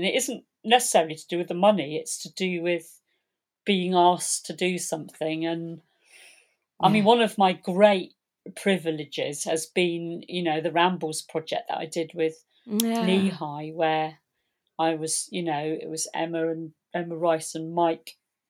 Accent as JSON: {"language": "English", "town": "Polperro", "region": "South West England", "country": "United Kingdom", "tie": "born or raised there", "said": "I was born in Polperro."}